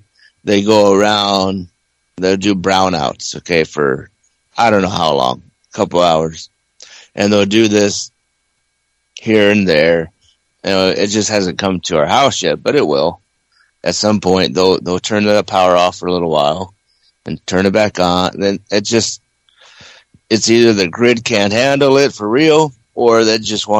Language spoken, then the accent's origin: English; Ohio, United States; now in Fresno, United States; I'm from Ohio